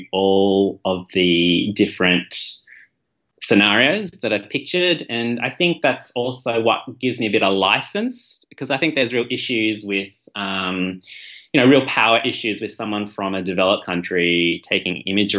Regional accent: Malaysia; when I visit, even though I'm from Malaysia, I went back to Southeast Asia, I went to Indonesia a couple of years ago

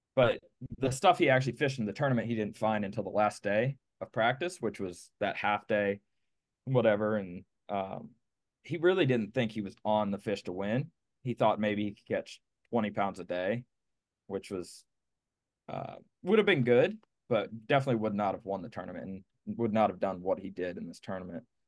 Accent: Pennsylvania, United States; moved away as an adult; now in Clewiston, United States; originally, I'm from Pennsylvania.

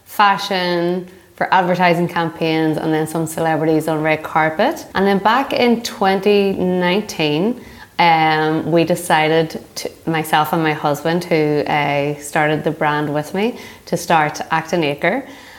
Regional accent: Northern Ireland, United Kingdom; moved away as an adult; now in New York, United States; I am originally from Northern Ireland, a very large country. And I moved to America about 10 years ago.

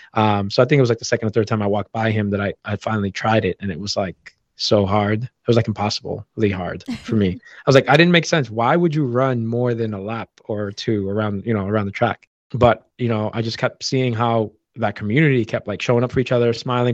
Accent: Boston, Massachusetts, United States; growing up in Boston

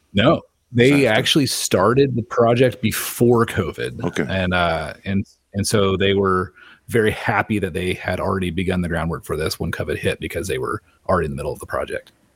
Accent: Little Rock, Arkansas, United States; I was born in Little Rock

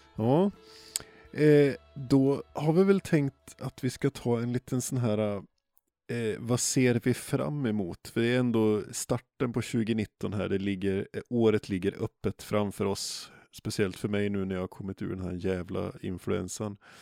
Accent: Jämtland, Sweden; moved away; jag är uppvuxen i Jämtland

